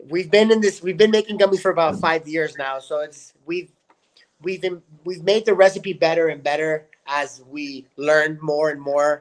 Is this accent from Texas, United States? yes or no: yes; El Paso, Texas, United States; moved away as an adult; now in California, United States; my hometown of El Paso, Texas